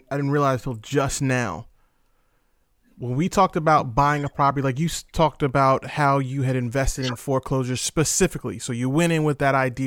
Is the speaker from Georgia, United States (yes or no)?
no; Virginia, United States; I'm from Virginia as well